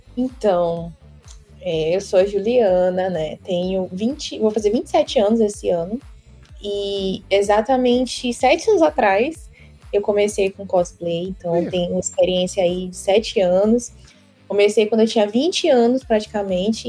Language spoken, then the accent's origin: Portuguese; Maranhão, Brazil; eu sou do Maranhão